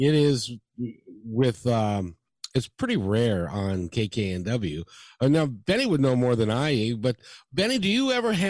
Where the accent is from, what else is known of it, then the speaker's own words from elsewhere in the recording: Seattle, Washington, United States; I'm from Seattle, and English is my second language